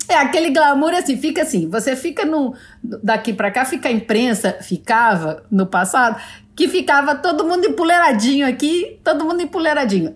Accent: Brazil; eu sou brasileira

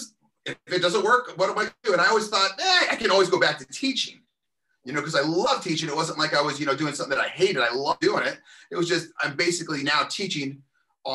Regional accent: Covina, California, United States; now in Lewiston, United States; I'm originally from Southern California, a small city named Covina, California

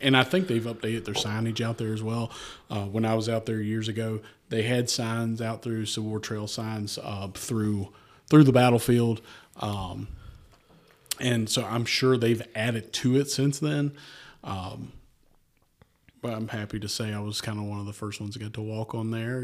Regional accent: United States; accent: valley; my valley accent

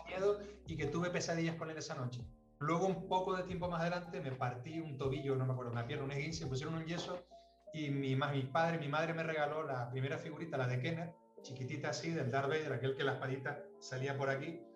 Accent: Las Palmas, Canary Islands, Spain; also born or lived in Tenerife; Vivíamos en Las Palmas, yo nací en Las Palmas

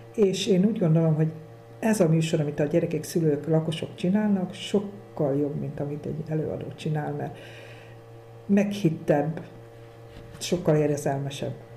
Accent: Kunság, Hungary; now in Hunyadfalva, Hungary; én a kunság ba szület, vagy ott születtem, de itt lakok már nagyon rég, 35 éve itt lakom

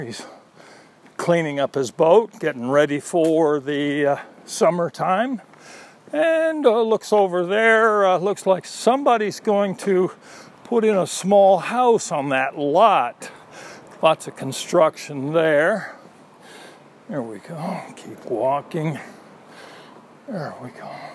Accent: United States; now in Austin, United States; I am an American

